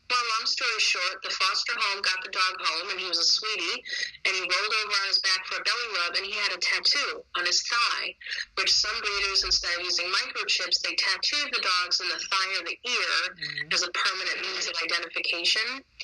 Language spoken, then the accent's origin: English; Connecticut, United States; even though I'm from Connecticut.